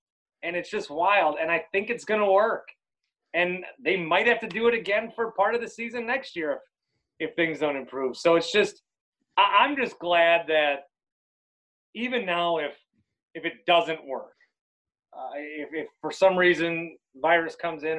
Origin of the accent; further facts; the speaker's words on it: Wisconsin, United States; I'm from Wisconsin.